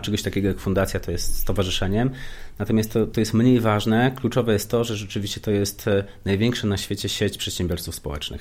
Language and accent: Polish; Wrocław, Lower Silesian Voivodeship, Poland; Ja i się urodziłem i wychowałem na blokowisku, wrocławskim